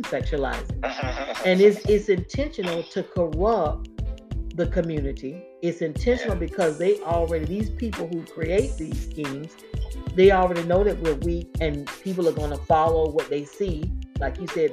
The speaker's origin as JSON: {"language": "English", "region": "Florida", "country": "United States", "tie": "born or raised there", "said": "I'm from Florida. I'm born and raised in Florida"}